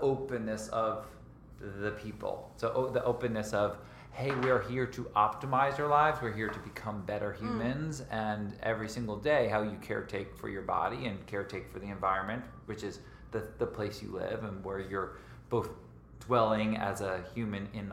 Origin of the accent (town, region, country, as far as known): Connecticut, United States; born or raised there; moved away as an adult; also born or lived in Scranton, Pennsylvania / East Norwich, New York / Santa Barbara, California; now in California, United States